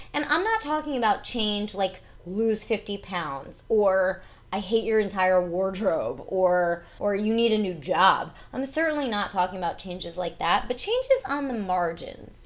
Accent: New Jersey, United States; I talk with an accent because I'm from New Jersey

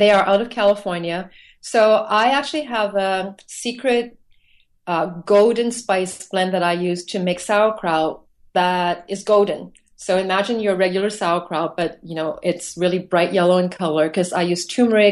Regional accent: Hong Kong; moved away; thinking back to my childhood, growing up in Hong Kong and visiting different countries in Asia

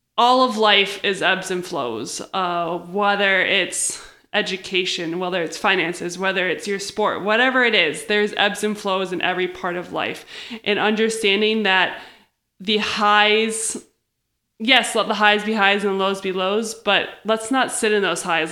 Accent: United States

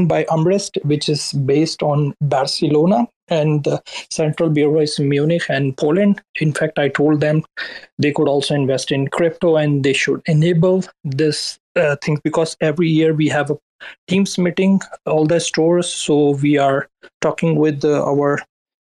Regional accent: Karachi, Sindh, Pakistan; now in Berlin, Germany; I'm actually backgrounded from Pakistan, Karachi, and now I'm in Berlin

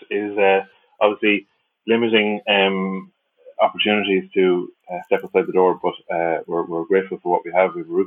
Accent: the Midlands of Ireland, Ireland; moved away as an adult; also born or lived in Limerick, Ireland; now in Dublin, Ireland; I hail from the Midlands of Ireland. Grew up there through most of my life.

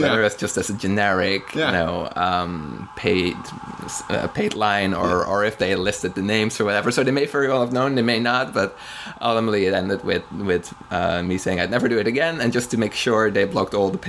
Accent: Amsterdam, North Holland, Netherlands; now in New York, United States; I'm from Amsterdam originally.

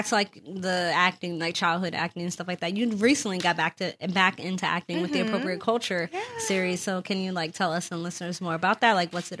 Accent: New Jersey, United States; I grew up in Jersey.

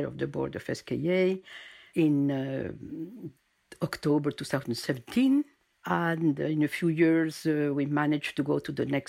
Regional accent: Argentina; also born or lived in United States / Germany / Chile; now in France; I'm French-born, but my parents moved to Argentina when I was a little girl. So I was raised in Argentina

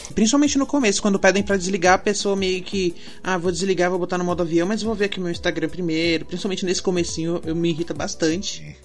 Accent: ABC, São Paulo, Brazil; eu moro longe, eu sou do ABC.

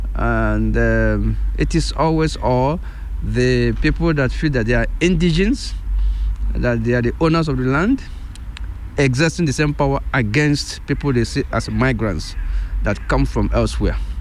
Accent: Nigeria; first language Igbo; English is a second language; moved away as an adult; now in Switzerland; I come originally from Nigeria, and um, in the meantime, um, I have been naturalized uh, Swiss.

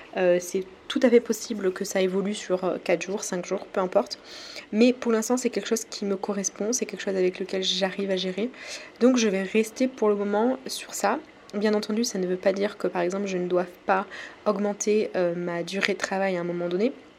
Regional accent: France; accent: French; j'ai mon accent français qui ressort

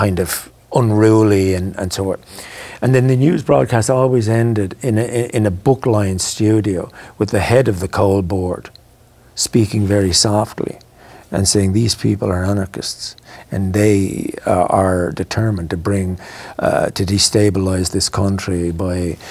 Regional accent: Ireland; moved away as an adult; also born or lived in London; I knew I was Irish

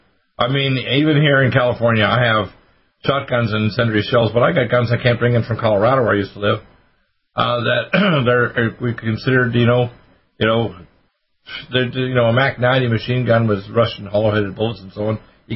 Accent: Canada; also born or lived in Detroit, United States; Right. I was born in Detroit, but I was raised in Canada.

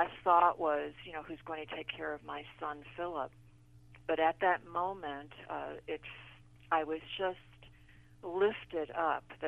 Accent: the Garden State, New Jersey, United States; moved away as an adult; also born or lived in Illinois; I was born in the Garden State, the flower state, and actually my family had a flower growing business. So I grew up next to glass greenhouses

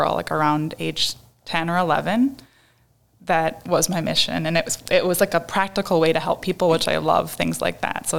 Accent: Appleton, Wisconsin, United States; I grew up in Appleton, Wisconsin

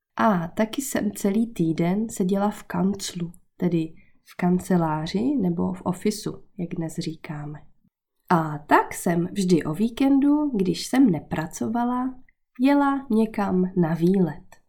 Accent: Czechia; moved away as an adult; also born or lived in Brittany, France; now in France; v Česku, odkud pocházím.

